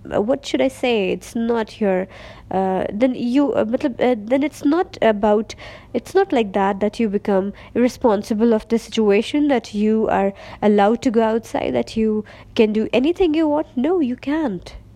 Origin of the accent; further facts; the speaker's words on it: Pakistan; first language Urdu; English is a second language; I'm from Pakistan